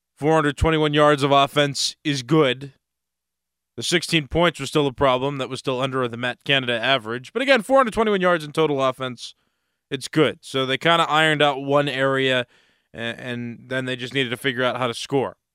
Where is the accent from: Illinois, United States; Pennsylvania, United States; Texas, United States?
Pennsylvania, United States; Pittsburgh; my hometown city